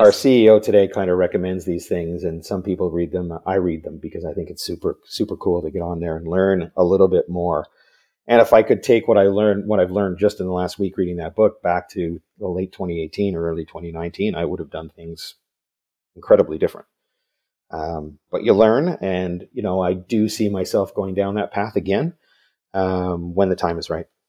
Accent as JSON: {"language": "English", "town": "Vancouver", "region": "British Columbia", "country": "Canada", "tie": "born or raised there", "said": "I, I grew up in Vancouver, so I'm another Canadian"}